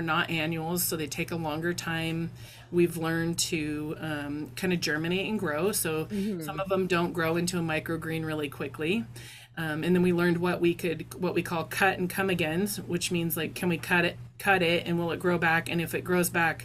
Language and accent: English; Idaho, United States; also born or lived in Montana; now in Alaska, United States; Growing up in Idaho and in Montana